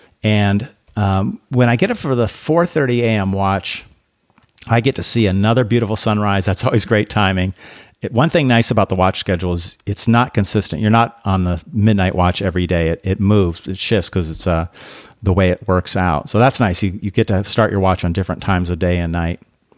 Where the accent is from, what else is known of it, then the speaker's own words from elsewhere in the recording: Belarus; And we talked about growing up in Belarus, really under the pressure of communism that created really a sense of fear, I think, amongst a lot of people. They did a lot to destroy the culture in Belarus.